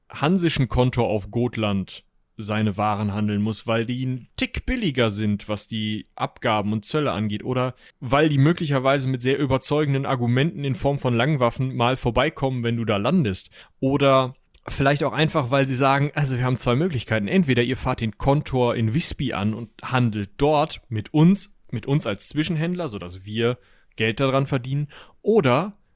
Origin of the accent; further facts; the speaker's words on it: North Rhine-Westphalia, Germany; bei uns in Westfalen meistens